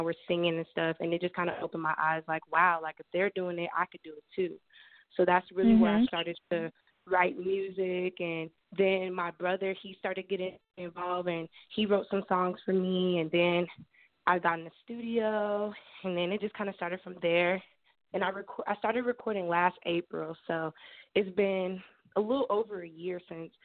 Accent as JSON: {"language": "English", "town": "Cincinnati", "region": "Ohio", "country": "United States", "tie": "born or raised there", "said": "I'm from Cincinnati, Ohio. I was born and raised here."}